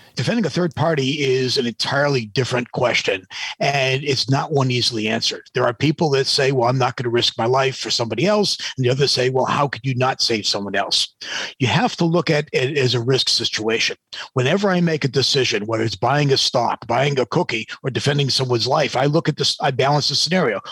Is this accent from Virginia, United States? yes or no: no; New Hampshire, United States; I grew up in New Hampshire.